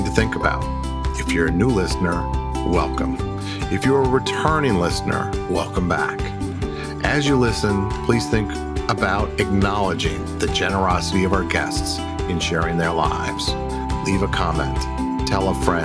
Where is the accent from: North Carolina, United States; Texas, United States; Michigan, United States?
Michigan, United States; moved away; I am a Michigan native as well. I haven't lived there in a long time